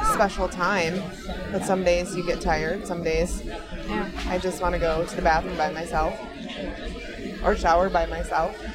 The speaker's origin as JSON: {"language": "English", "region": "Minnesota", "country": "United States", "said": "I'm from Minnesota."}